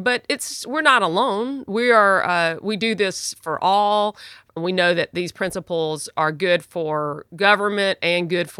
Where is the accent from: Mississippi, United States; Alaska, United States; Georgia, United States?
Mississippi, United States; Jackson; You know, I grew up in Southern Baptist life in Jackson, Mississippi, and my grandfather was a Baptist preacher, and my parents and my family were, you know, typical Southern Baptists.